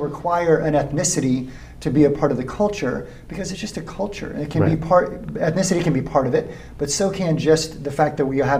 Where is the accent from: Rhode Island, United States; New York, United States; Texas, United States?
Texas, United States; San Antonio; now in Corpus Christi, United States; growing up in San Antonio, I grew up in a culture that is San Antonio.